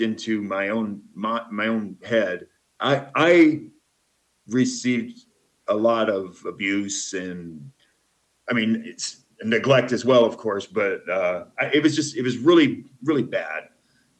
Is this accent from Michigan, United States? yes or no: yes; Flint, Michigan, United States; moved away as an adult; also born or lived in Nashville, Tennessee / Portland, Oregon; now in Guatemala; I was born in Flint, Michigan, and lived there until 1992.